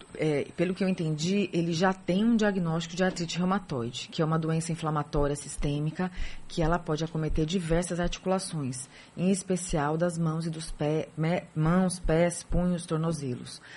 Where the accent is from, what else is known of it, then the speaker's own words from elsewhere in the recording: São Paulo, Brazil; moved away as an adult; now in Salvador, Brazil; Nasci em São Paulo, hum. estudei, nasci, estudei e com 20 e poucos anos, 28 anos, vim para Salvador